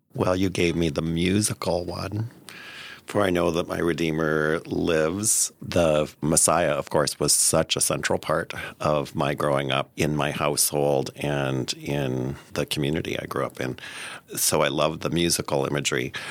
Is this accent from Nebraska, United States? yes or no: yes; Nebraska, United States; I grew up in Nebraska, the son of a Lutheran pastor.